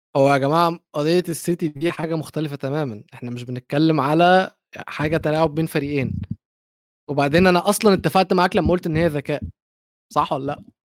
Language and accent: Arabic; Egypt; انا مصري